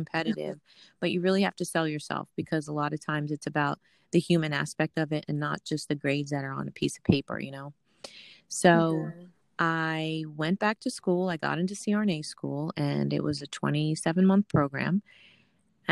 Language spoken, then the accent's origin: English; California, United States; moved away as an adult; also born or lived in Mount Vernon, New York; now in Pennsylvania, United States; I was born and raised in Mount Vernon, New York. And then I moved to California when I was seven. Mm-hmm. I grew up in California from the time I was seven until I went to Temple when I was 19 or 20 years old.